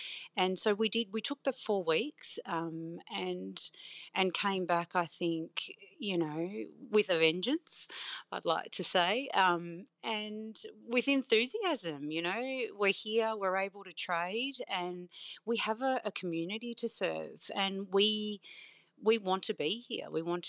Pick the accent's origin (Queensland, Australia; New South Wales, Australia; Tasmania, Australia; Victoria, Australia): Victoria, Australia; I grew up in the Otways in a tiny little town, and we had a general store and a pub. And that was in the 80s, you know, growing up.